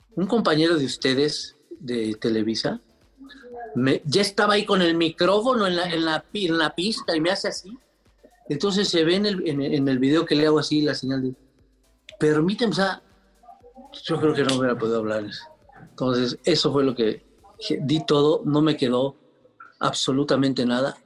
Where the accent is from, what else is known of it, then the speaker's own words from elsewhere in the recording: Mexico; como somos los, los mexicanos, los latinos